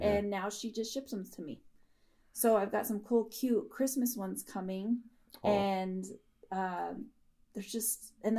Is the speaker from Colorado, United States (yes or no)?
yes; Denver, Colorado, United States; also born or lived in Parker, Colorado; I grew up in Denver, Southwest Denver and Bear Valley.